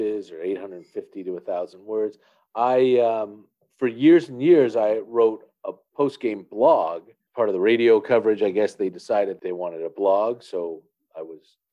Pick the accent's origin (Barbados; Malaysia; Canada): Canada; as a Canadian who has no profile in the United States